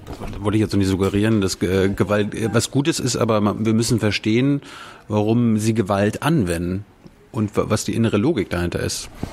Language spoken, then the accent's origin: German; Germany; wir sind in Deutschland, wir sind Deutsche